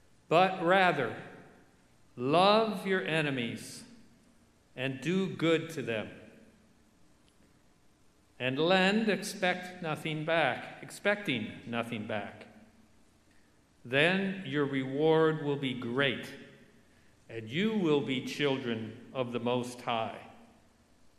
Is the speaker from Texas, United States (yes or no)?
no; Detroit, Michigan, United States; I grew up in Detroit